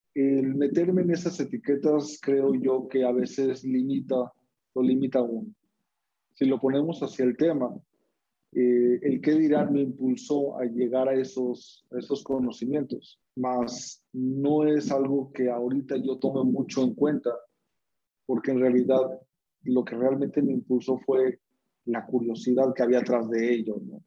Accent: Mexico; ¿De dónde vengo? Soy mexicano.

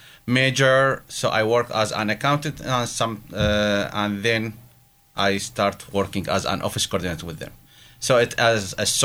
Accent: Baghdad, Baghdad Governorate, Iraq; moved away as an adult; now in Erie, United States; originally I am from Baghdad.

